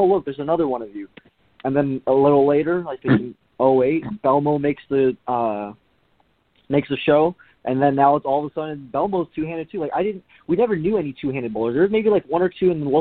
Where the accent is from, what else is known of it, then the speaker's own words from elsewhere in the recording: Southern California, United States; ever since I was little, we grew up in SoCal.